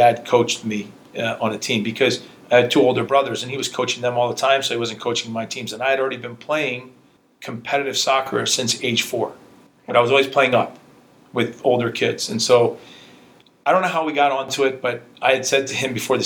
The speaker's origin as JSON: {"language": "English", "country": "United States", "tie": "born or raised there", "said": "As much as I grew up in America, when you walked into my household, it was like you were in Hungary."}